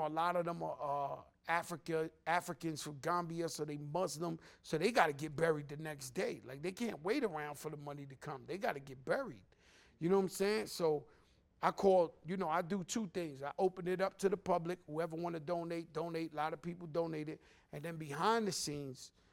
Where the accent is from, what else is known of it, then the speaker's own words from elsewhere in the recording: New York City, New York, United States; I'm from the Bronx